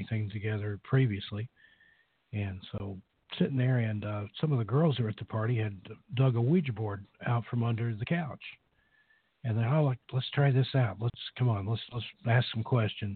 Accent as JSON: {"language": "English", "region": "East Tennessee", "country": "United States", "tie": "born or raised there", "said": "I grew up in the East Tennessee hills."}